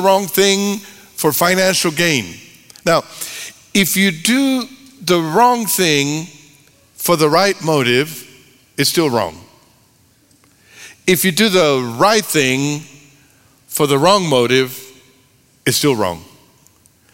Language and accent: English; Texas, United States; I'm from Texas.